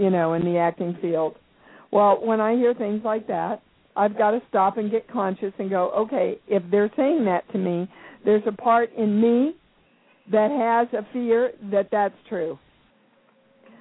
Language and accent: English; Kansas, United States; moved away as an adult; also born or lived in New York; I come from Kansas, and my big lesson in the Baptist/Methodist churches and upbringing that I had